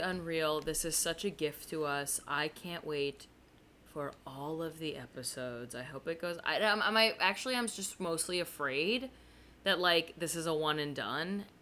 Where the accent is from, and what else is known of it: New Jersey, United States; born or raised there